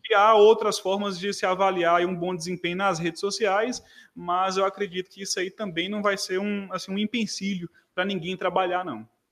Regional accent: Montes Claros, Minas Gerais, Brazil; sou de Montes Claros, Minas Gerais

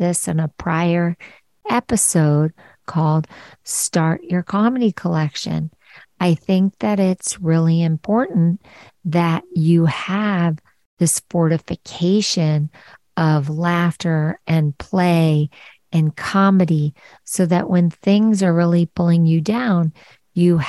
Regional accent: Philadelphia, Pennsylvania, United States; I'm from Philly and I grew up on the Parkway

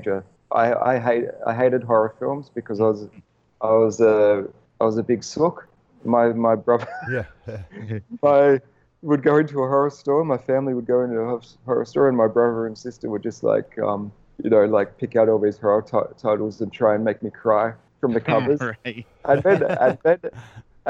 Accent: Melbourne, Victoria, Australia; moved away as an adult; now in Los Angeles, United States; We walk everywhere because we're from Melbourne, which is a walking city

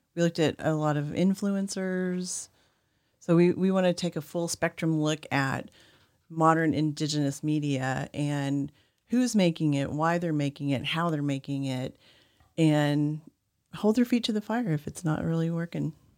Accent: Oklahoma, United States; I grew up in Oklahoma

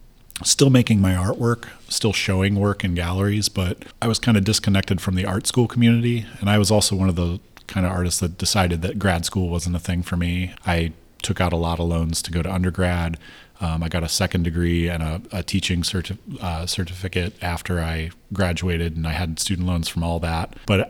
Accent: Chicago, Illinois, United States; also born or lived in Cleveland; I grew up in the Chicago area

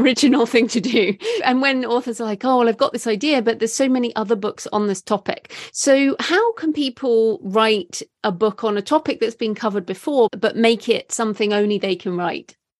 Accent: United Kingdom; I am British

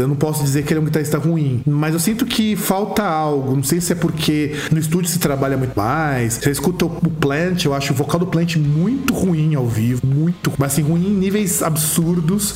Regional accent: Rio Grande do Sul, Brazil; now in Santo André, Brazil; lá no Rio Grande do Sul, lá na minha terrinha, porque afinal de contas eu também vim de lá

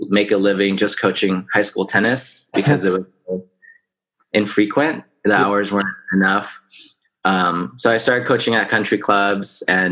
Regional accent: Orange County, California, United States; I was born in Orange County.

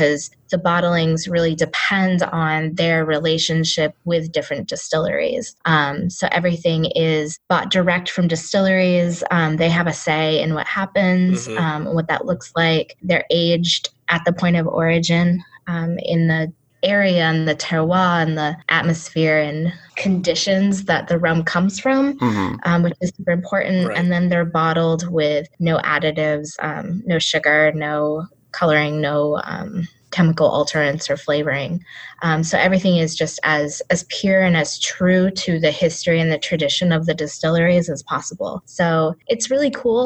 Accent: Maine, United States; also born or lived in Seattle; now in Cape Town, South Africa; I grew up in Maine

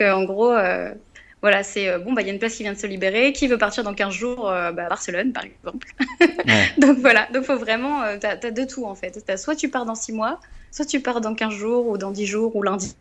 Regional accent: Rouen, Normandy, France; also born or lived in Cergy-Pontoise; now in Évreux, France; je suis originaire euh, de la région de Rouen

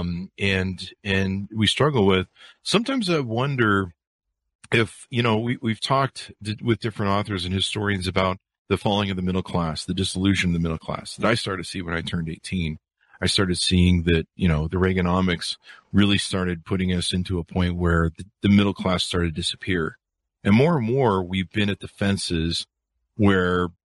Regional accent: Utah, United States; also born or lived in California; I grew up in Utah in the Mormon cult

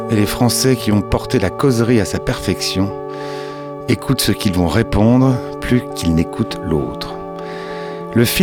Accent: Angers, Pays de la Loire, France; moi, je suis né à Angers.

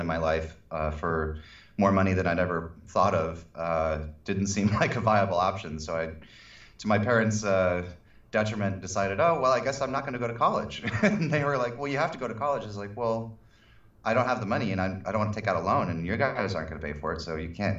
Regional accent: San Diego, California, United States; also born or lived in Santa Barbara / Los Angeles; I'm from San Diego originally

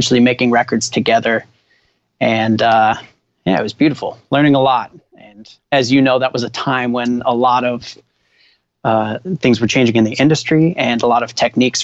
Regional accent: Minneapolis, Minnesota, United States; born or raised there; also born or lived in Winnipeg, Canada; now in Los Angeles, United States

